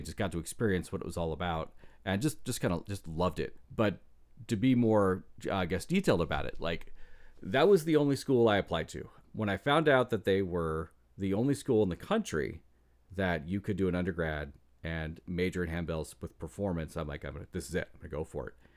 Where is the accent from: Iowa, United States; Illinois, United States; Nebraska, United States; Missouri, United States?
Iowa, United States; I grew up in Iowa, and small town, small church